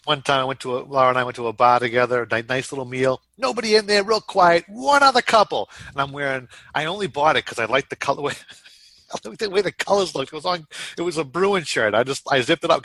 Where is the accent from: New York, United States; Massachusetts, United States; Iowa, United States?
Massachusetts, United States; Boston; I'm probably the only Boston person you guys talk to and know